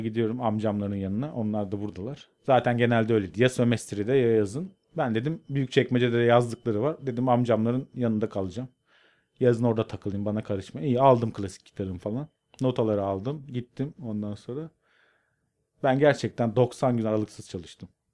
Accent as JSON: {"language": "Turkish", "town": "Karadeniz Ereğli", "region": "Zonguldak", "country": "Turkey", "tie": "born or raised there", "also_born_or_lived": "Arhavi, Artvin", "moved": "as an adult", "lives_now": "Istanbul, Turkey", "said": "ben Karadeniz Ereğli'de büyüdüm"}